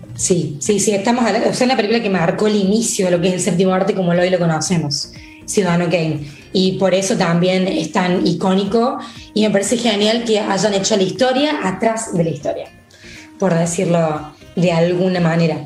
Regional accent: Argentina; acá, en Argentina

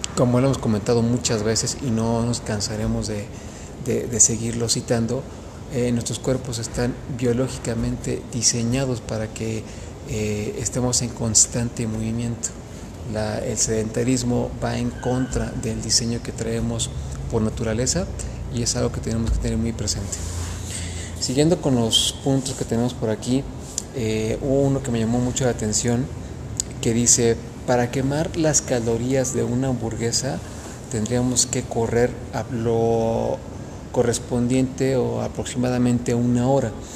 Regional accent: Mexico; tenemos como mexicanos

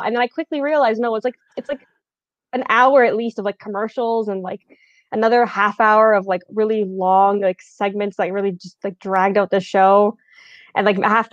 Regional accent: Canada

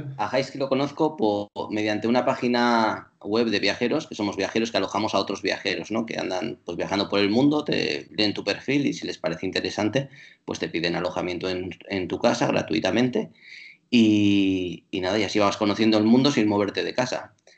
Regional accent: Bilbao, Basque Country, Spain; first language Spanish; cuando yo estaba en Bilbao y era un niño, era solo experiencia eh, monolingüe, porque mi lengua materna era el castellano

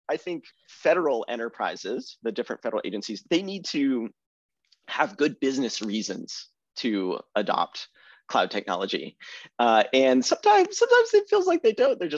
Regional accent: Austin, Texas, United States; moved away as an adult; I'm a Texan

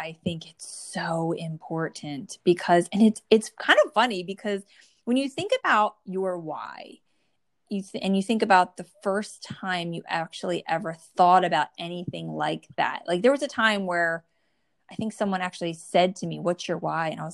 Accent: New Jersey, United States; born or raised there

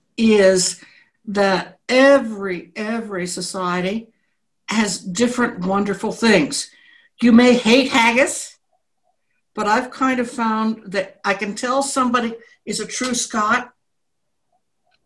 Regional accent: New England, United States; moved away as an adult; also born or lived in Nova Scotia; now in Mexico; I was raised in New England

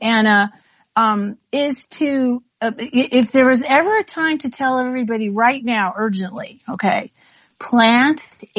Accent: United States; You know, as I say, I'm Native American.

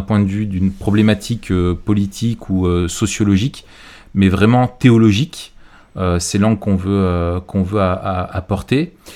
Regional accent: France; chez nous en France

